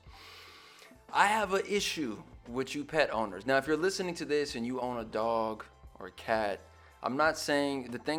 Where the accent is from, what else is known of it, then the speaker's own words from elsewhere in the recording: West Coast, United States; I grew up on the West Coast